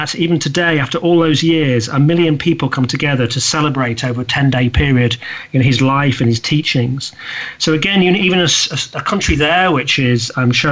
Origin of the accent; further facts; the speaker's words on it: United Kingdom; me being a Brit and living in the UK